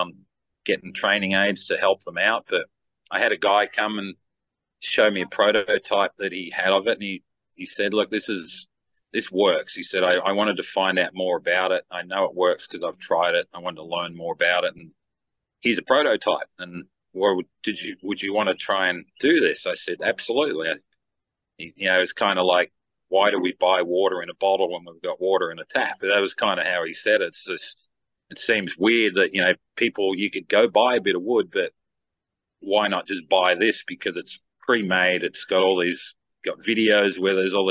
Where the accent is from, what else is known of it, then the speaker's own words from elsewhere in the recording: Australia; I'm from Down Under